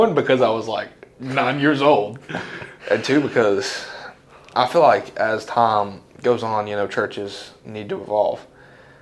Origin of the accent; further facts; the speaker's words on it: Crab Orchard, Tennessee, United States; Born and raised in Crab Orchard my whole life